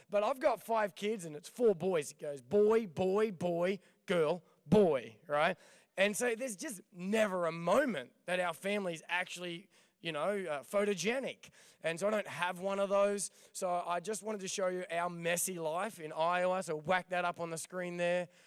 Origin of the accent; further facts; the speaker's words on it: Ipswich, Queensland, Australia; born there; I grew up barracking for the Maroons, and uh, since I was born in Ipswich, and uh, my mum tells me that I'm the only good thing that ever come out of Ipswich.